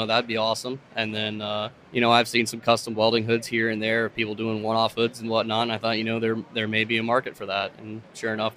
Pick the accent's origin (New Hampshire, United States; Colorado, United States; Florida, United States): Florida, United States; Ocala; moved away as an adult; also born or lived in Grand Island, Nebraska; I was born and raised in Ocala, Florida